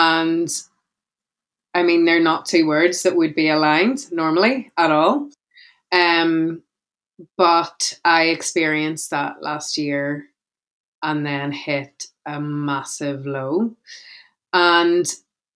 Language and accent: English; Belfast, Northern Ireland, United Kingdom; I'm a speaker from Belfast in Northern Ireland